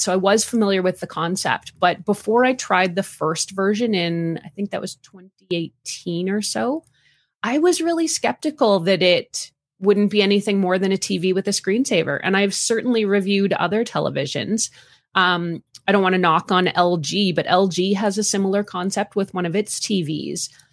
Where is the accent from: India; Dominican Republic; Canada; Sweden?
Canada; accent: Canadian; also born or lived in Calgary, Alberta; born and raised in Canada. I've lived all across the country. I'm currently living in Calgary, Alberta